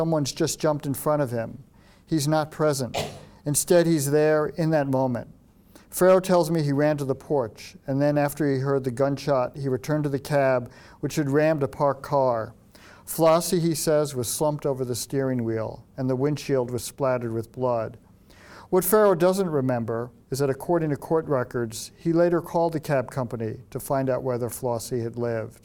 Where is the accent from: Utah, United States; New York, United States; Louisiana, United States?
New York, United States; moved away; I'm from New York originally.